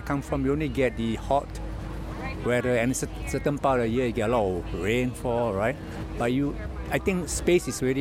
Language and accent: English; Singapore; We are from Singapore.